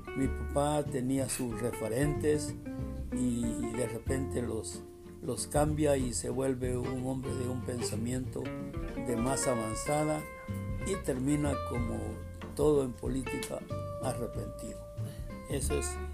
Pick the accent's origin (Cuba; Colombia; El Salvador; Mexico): El Salvador; Zacatecoluca, La Paz; also born or lived in San Sebastián, San Vicente, El Salvador; yo nací en San Sebastián, departamento de San Vicente. Por cuestiones de familia, nos trasladamos cuando yo tenía dos o tres años de edad, por cuestiones de familia, nos trasladamos a Zacatecoluca, que es mi segunda ciudad que me formó